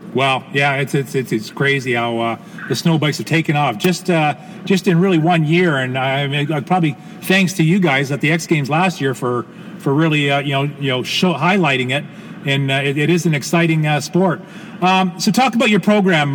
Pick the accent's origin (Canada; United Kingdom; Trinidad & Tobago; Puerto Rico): Canada; as a Canadian homeboy